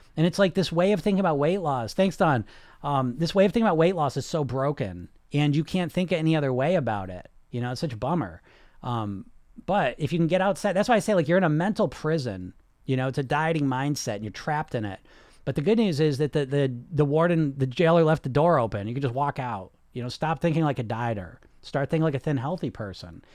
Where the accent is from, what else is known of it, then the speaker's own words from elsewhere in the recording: New England, United States; I'm from New England